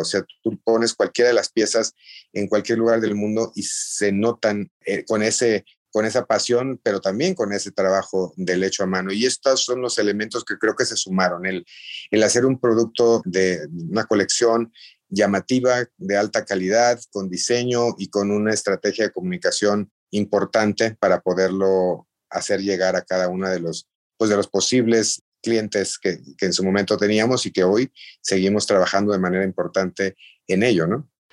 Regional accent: Mexico; como mexicanos

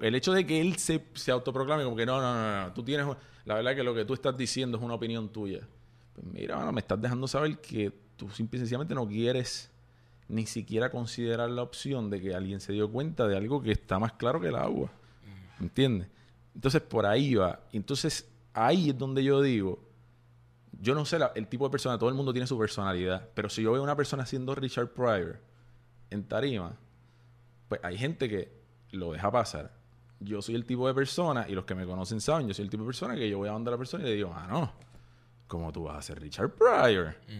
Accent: Puerto Rico; nosotros como puertorriqueños

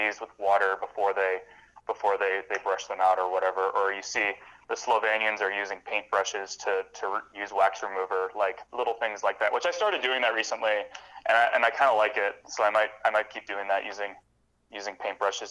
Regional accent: Midwestern United States, United States; first language English

